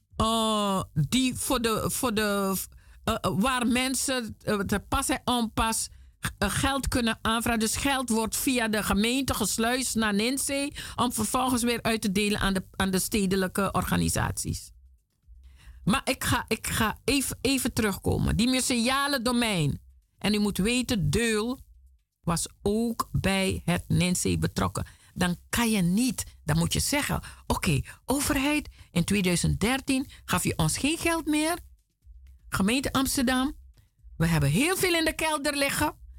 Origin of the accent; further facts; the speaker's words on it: Suriname; now in Netherlands; ik ben een Afrikaanse, Surinaamse, woonachtig in Nederland